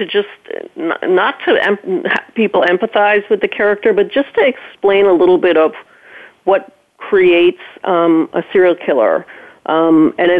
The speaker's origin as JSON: {"language": "English", "country": "Jamaica", "tie": "born or raised there", "moved": "yes", "said": "growing up in Jamaica, just, you know, it's an absolutely beautiful island, and I loved it."}